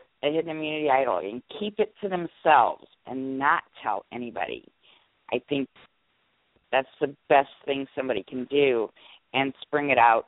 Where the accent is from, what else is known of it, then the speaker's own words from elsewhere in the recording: St. Louis, Missouri, United States; I'm from St. Louis as well.